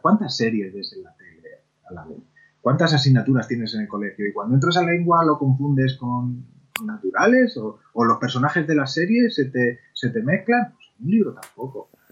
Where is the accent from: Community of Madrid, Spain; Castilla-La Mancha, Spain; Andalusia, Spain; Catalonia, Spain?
Castilla-La Mancha, Spain; Argamasilla de Alba; nací de hecho, en, la Ramasilla de Alba, y nací en la calle Azorín